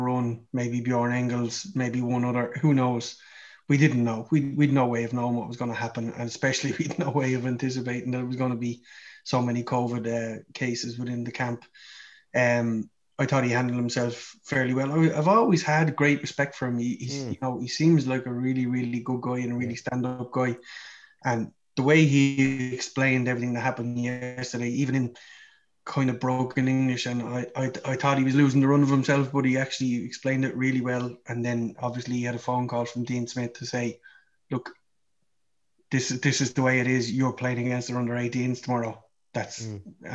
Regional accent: Ireland; we're Irish

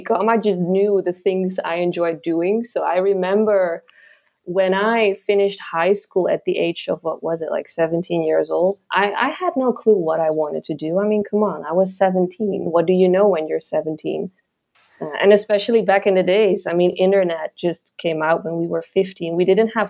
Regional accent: eastern Netherlands, East Netherlands, Netherlands; English is a second language; moved away as an adult; now in Marrakesh, Morocco; I grew up in a very tiny village in the east part of the Netherlands, near the German border

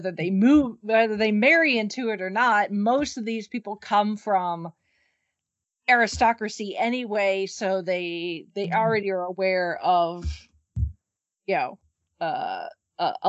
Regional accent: United States; we Americans

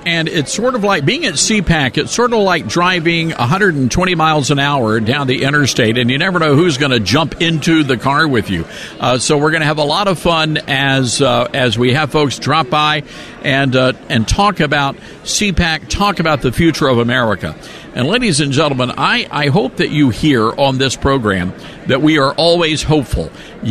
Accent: Tennessee, United States; the great senator from my home state, Tennessee, Marsha Blackburn.

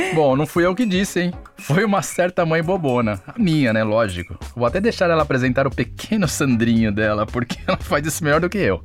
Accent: Santo André, São Paulo, Brazil; Lá onde eu nasci mesmo, em Santo André

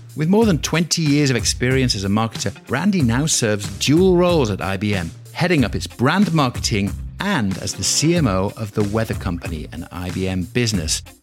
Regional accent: York, Yorkshire and the Humber, United Kingdom; From the northeast of England, York

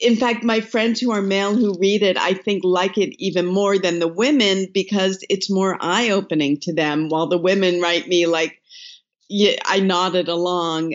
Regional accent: East Coast, United States; I grew up on the East Coast

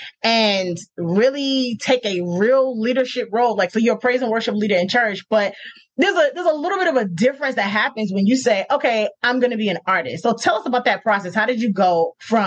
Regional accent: Norcross, Georgia, United States; accent: Southern; also born or lived in New York; I was raised in Norcross, Georgia, Gwinnett County

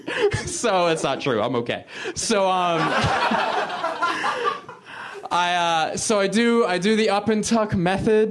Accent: Philadelphia, Pennsylvania, United States; moved away; also born or lived in Boston; I'm originally from Philadelphia, which is in Pennsylvania, which is in the United States

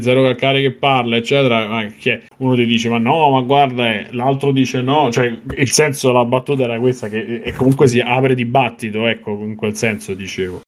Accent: Rome, Lazio, Italy; io che sono romano

